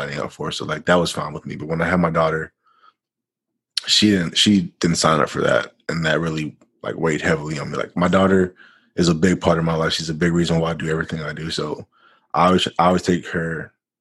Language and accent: English; Florida, United States; I'm from Florida.